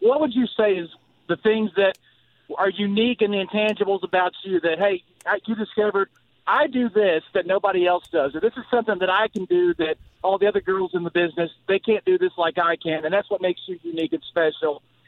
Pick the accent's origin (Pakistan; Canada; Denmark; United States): United States; the South; I'm from the South